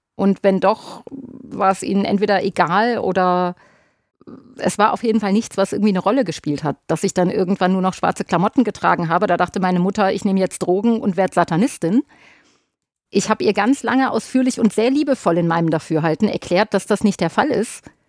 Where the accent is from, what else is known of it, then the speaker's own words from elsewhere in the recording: Ruhr area, North Rhine-Westphalia, Germany; bei uns im Pott